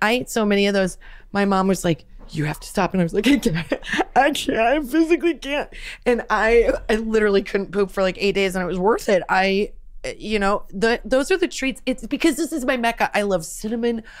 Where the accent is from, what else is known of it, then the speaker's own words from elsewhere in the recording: Nebraska, United States; growing up in Nebraska, my mom was a teacher